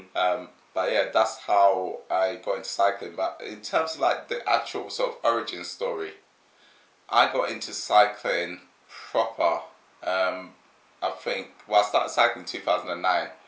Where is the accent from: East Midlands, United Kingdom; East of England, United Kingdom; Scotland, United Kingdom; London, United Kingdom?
London, United Kingdom; I'm a Londoner. I've lived in London pretty much my whole life